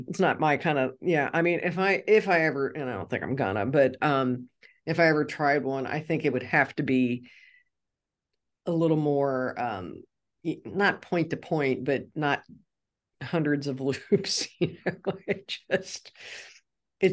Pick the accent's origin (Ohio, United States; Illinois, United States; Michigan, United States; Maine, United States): Ohio, United States; Cincinnati; moved away; my hometown of Cincinnati